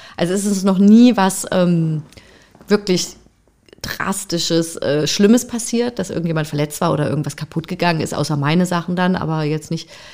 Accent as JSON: {"language": "German", "town": "Freiburg im Breisgau", "region": "Baden-Württemberg", "country": "Germany", "tie": "born or raised there", "moved": "yes", "said": "bin ich halt nicht im, in, im Osten sozusagen groß geworden, sondern in Freiburg im Breisgau"}